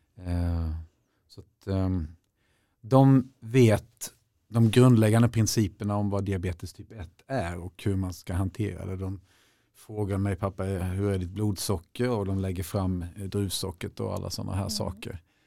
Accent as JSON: {"language": "Swedish", "region": "Småland", "country": "Sweden", "tie": "born or raised there", "said": "jag kommer från Småland och där ska man verkligen klara sig själv och man ska helst kunna överleva på en, en sten och eventuellt en barkbit"}